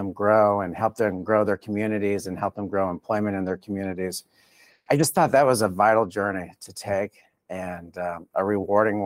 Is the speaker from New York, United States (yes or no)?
no; South Florida, United States; moved away as an adult; also born or lived in Colorado; born and raised in South Florida in a Hispanic community